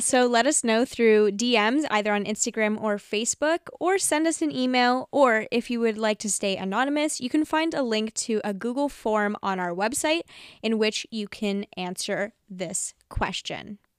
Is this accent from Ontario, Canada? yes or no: no; Vancouver, British Columbia, Canada; I'm a young woman living in Vancouver, grew up in Vancouver